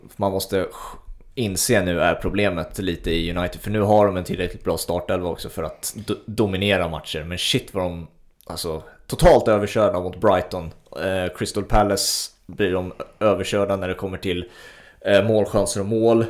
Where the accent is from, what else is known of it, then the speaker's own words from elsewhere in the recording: Sweden; som svensk